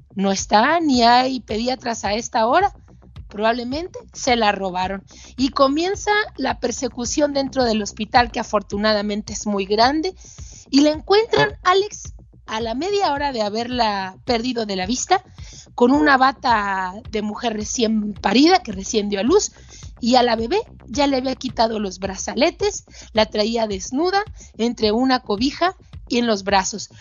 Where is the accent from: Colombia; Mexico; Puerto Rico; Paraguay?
Mexico; todavía se venden niños en mi país